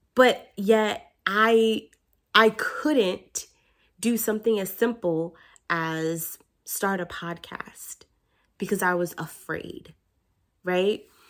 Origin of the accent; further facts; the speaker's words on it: New York, United States; I'm from New York